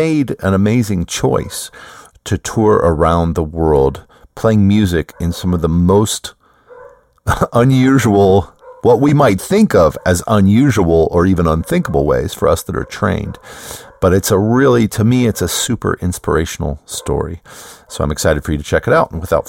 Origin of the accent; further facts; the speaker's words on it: United States; Now, I struggled with the spelling on that because, well, you know, I'm an American.